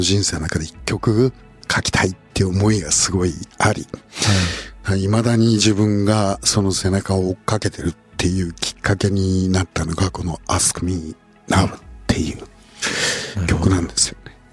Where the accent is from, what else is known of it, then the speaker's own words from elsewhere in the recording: Kawachi, Osaka, Japan; 大阪河内で生まれたディープサウスだし